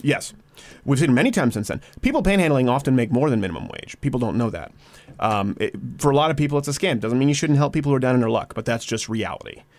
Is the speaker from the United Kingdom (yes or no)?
no; Quebec, Canada; moved away; also born or lived in Detroit, Michigan, United States; I was raised in Quebec.